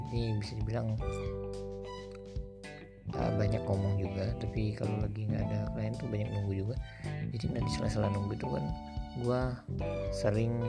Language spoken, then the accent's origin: Indonesian; Palembang, South Sumatra, Indonesia; Palembang itu ada berapa ribu, belas ribu pengangguran